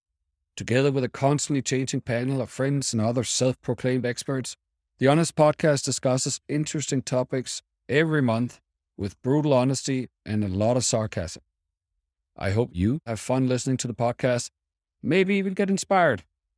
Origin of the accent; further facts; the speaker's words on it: Copenhagen, Capital Region of Denmark, Denmark; moved away as an adult; also born or lived in Asia / United States; now in Portugal; I was born and raised in Copenhagen in the wonderful, tiny country of Denmark. But today I live in Portugal, and this podcast is being recorded from my new home 1 hour south of Lisbon. I moved here 3 years ago